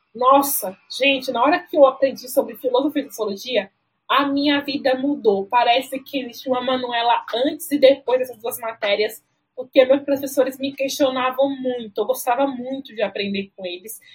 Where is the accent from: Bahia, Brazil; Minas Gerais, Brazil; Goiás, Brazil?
Bahia, Brazil; Alagoinhas; moved away as an adult; now in São Paulo, Brazil; eu fui criada no interior de Alagoinhas pelos meus avós